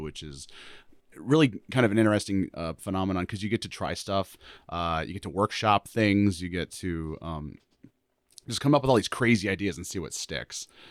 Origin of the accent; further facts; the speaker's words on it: Rapid City, South Dakota, United States; moved away as an adult; I'm from Rapid City originally.